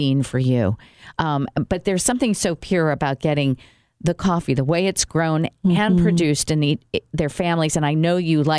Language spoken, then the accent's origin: English; Brazil; moved away; when I grew up in Brazil